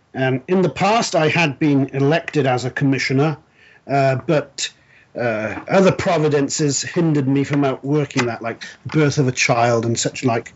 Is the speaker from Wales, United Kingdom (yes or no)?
yes; South Wales, United Kingdom; moved away as an adult; I was uh, born and raised in South Wales, Wales being a principality uh, that makes up the United Kingdom